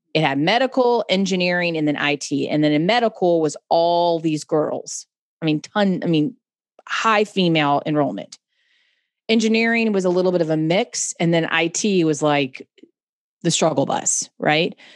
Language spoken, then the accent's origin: English; Charlotte, North Carolina, United States; I'm from Charlotte, North Carolina